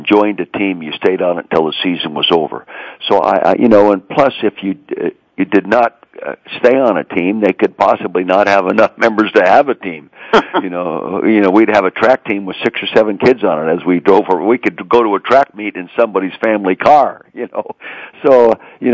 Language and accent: English; Calistoga, California, United States; I grew up in Calistoga, the north end of the Napa Valley